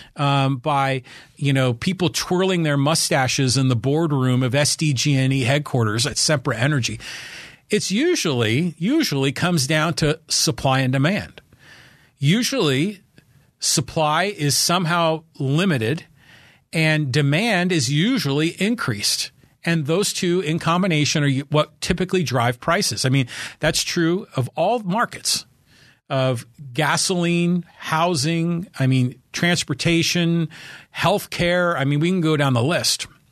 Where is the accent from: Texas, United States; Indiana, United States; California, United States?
California, United States; Bay Area; now in Poway, United States; I grew up in the Bay Area